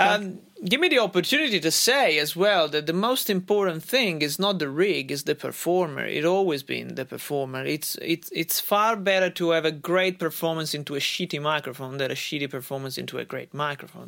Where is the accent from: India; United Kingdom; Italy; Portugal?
Italy; moved away as an adult; also born or lived in Australia; now in United States; in my home country, in Italy, and I lived in Australia, and, and since I moved to Australia and then United States